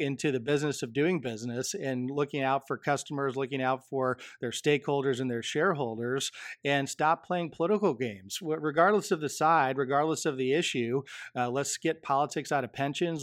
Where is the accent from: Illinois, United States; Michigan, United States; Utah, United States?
Michigan, United States; my home state of Michigan